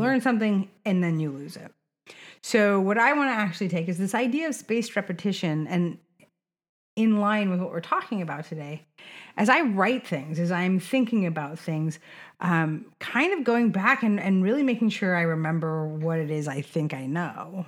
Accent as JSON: {"language": "English", "area": "Sonoma County", "region": "California", "country": "United States", "tie": "born or raised there", "said": "I grew up in Sonoma County"}